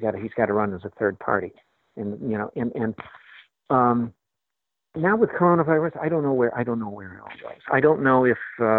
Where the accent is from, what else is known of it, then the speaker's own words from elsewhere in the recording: Chicago, Illinois, United States; And I'm from Chicago